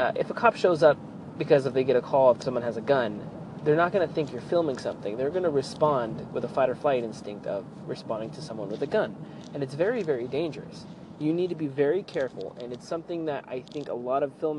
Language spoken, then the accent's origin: English; Merced County, California, United States; my hometown area in Merced County